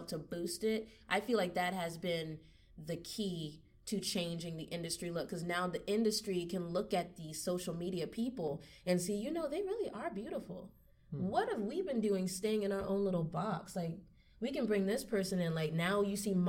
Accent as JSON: {"language": "English", "town": "Charleston", "region": "South Carolina", "country": "United States", "moved": "yes", "lives_now": "Columbia, United States", "said": "being from Charleston, I didn't really hear that whole notion of people from Charleston practicing roots until I came to Columbia"}